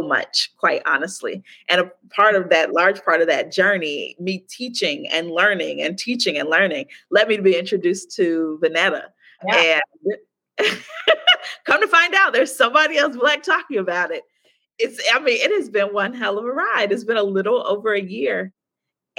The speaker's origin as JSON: {"language": "English", "town": "Chicago", "region": "Illinois", "country": "United States", "also_born_or_lived": "Baltimore, United States", "moved": "as an adult", "lives_now": "Playa del Carmen, Mexico", "said": "I'm from Chicago"}